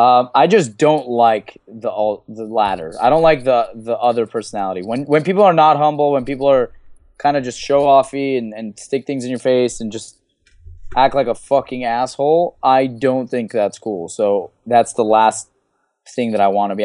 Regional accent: Los Angeles, California, United States; L A, 'cause that's my hometown

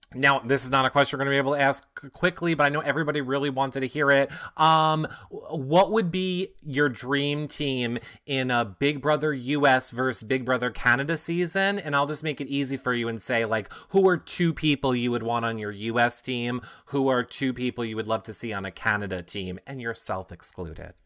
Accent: New York, United States; I'm from New York. We call them gyros

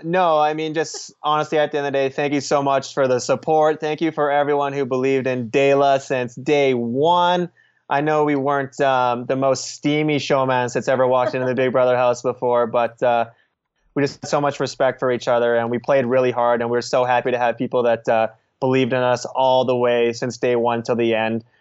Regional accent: Beaumont, Alberta, Canada; now in Vancouver, Canada; my hometown, Beaumont

